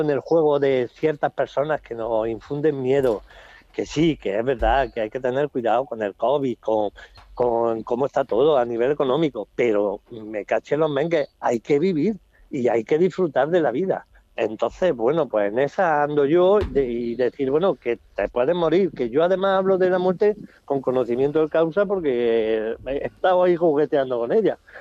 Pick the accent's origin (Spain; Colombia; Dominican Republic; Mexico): Spain; Jaén, Andalusia; por Jaén, por supuesto, por mi tierra